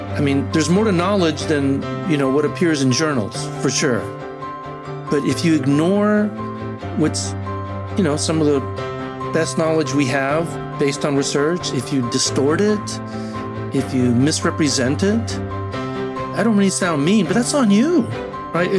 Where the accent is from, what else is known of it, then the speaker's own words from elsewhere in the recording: Argentina; first language Spanish; English is a second language; moved away; also born or lived in San Antonio, Texas; I'm originally from Argentina, so Spanish is actually my first language